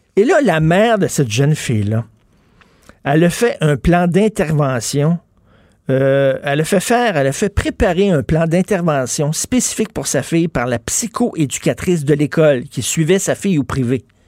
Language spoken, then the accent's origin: French; Montreal, Quebec, Canada; Je viens de Verdun